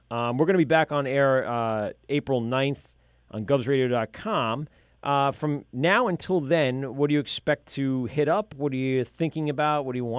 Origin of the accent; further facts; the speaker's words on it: Amityville, New York, United States; I grew up in that Amityville.